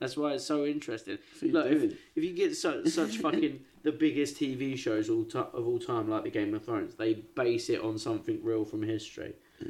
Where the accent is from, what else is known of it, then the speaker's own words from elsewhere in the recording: England, United Kingdom; bruv, I'm from England